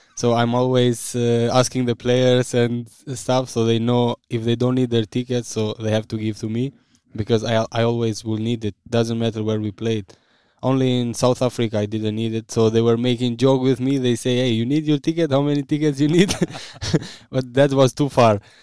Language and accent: English; Vushtrri, Kosovo; English is a second language; moved away as an adult; now in Bremen, Germany; I was born in Vushtri. I, I lived always there.